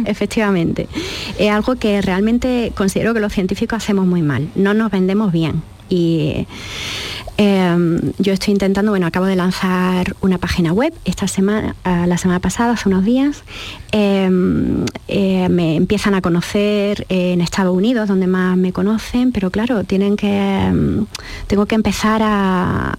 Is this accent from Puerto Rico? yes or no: no; Jaén, Andalusia, Spain; moved away as an adult; also born or lived in United States / Freiburg, Germany / Boston; yo nací en Jaén y estoy en Jaén